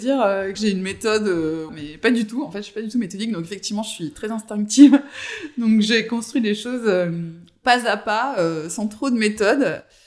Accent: Avignon, Provence-Alpes-Côte d'Azur, France; now in Marseille, France; je suis originaire euh, du sud, donc je suis d'Avignon

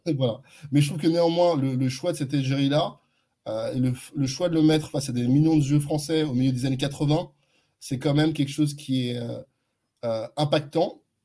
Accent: Neuilly-sur-Seine, Île-de-France, France; first language French; also born or lived in Nigeria; j'ai grandi à Neuilly

